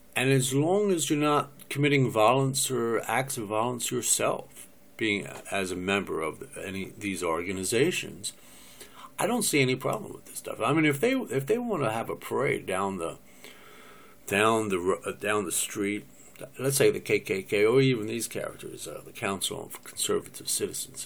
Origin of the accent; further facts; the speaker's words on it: United States; I'm an American